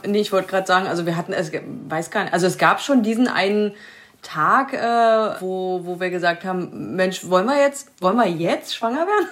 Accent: Saxony-Anhalt, Germany; sind jetzt 2015 wieder in unsere alte Heimat gezogen

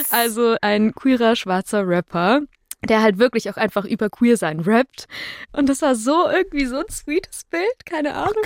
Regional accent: a small Bavarian village, Germany; moved away; ich war sieben Jahre lang in dem kleinen bayerischen Dorf, wo ich herkomme, im Kirchenchor

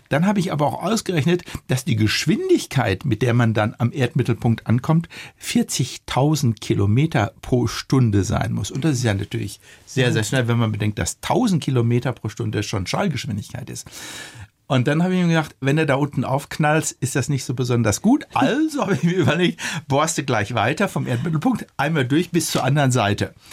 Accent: Germany; Wir als Deutsche, wir waren ja ganz weit

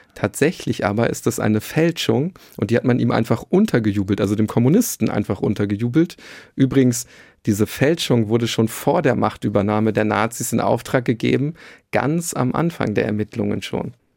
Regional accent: Bielefeld, North Rhine-Westphalia, Germany; Ich komme aus der Stadt, die es nicht gibt, Bielefeld

